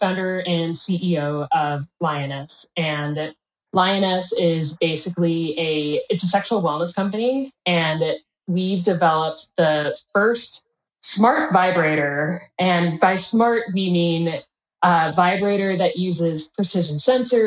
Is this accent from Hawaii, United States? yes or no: no; Bay Area, California, United States; also born or lived in Midwest, United States; I'm from the Midwest in the United States initially, and moved over to California early on in my childhood. So I was in the Bay Area